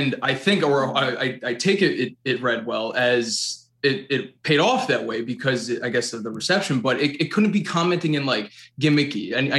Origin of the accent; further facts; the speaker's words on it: Hastings-on-Hudson, New York, United States; we're both from Westchester, New York.